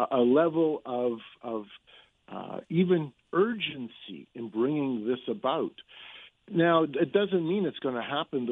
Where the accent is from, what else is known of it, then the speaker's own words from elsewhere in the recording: Manitoba, Canada; I'm from Manitoba.